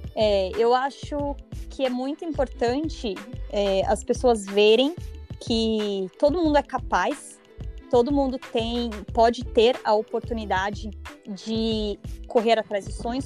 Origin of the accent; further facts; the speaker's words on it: São Paulo, Brazil; eu nasci e cresci em São Paulo, na Coab 1, Arthur Alvim, Zona Leste